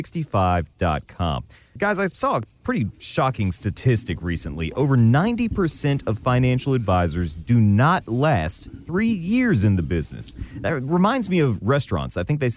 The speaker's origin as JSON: {"language": "English", "region": "Alabama", "country": "United States", "accent": "Alabama", "said": "I try to knock the Alabama off my accent."}